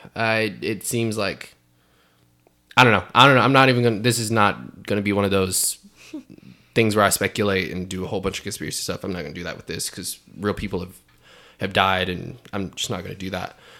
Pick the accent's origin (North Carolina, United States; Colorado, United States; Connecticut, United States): North Carolina, United States; Fayetteville; moved away; I'm from Fayetteville, North Carolina